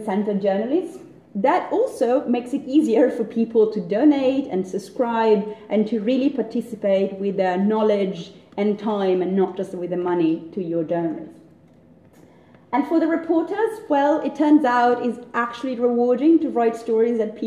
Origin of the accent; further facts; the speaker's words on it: Italy; I'm Italian, I'm not British